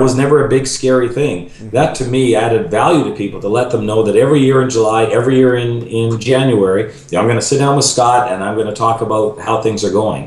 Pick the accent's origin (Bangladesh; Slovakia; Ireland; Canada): Canada; Vancouver, British Columbia; now in Chicago, United States; I'm a Vancouver boy